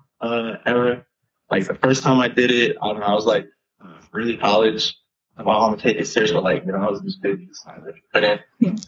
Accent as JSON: {"language": "English", "area": "Long Island", "region": "New York", "country": "United States", "tie": "born or raised there", "moved": "yes", "lives_now": "Los Angeles, United States", "said": "I grew up in New York, initially, Long Island, New York"}